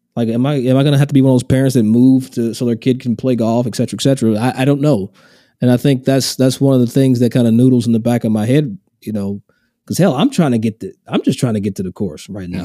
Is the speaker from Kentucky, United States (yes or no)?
yes; Versailles, Kentucky, United States; also born or lived in Lexington, Kentucky; now in Scottsdale, United States; I'm from Versailles, Kentucky. Not Versailles, same spelling, but I'm from Versailles. And it's just outside of Lexington